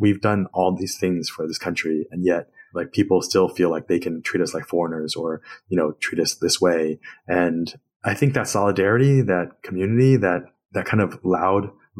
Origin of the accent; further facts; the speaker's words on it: Queens, New York, United States; born there; I'm like, yeah, because I was born in Queens and I speak English just fine.